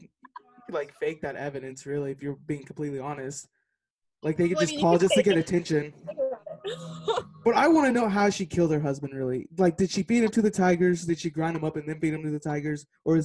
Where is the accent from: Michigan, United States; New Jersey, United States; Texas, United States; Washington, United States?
Texas, United States; moved away as an adult; now in Missouri, United States; But I'm 22. I'm from Texas. I live in Missouri right now, but this quarantine stuff, can't go back to Texas right now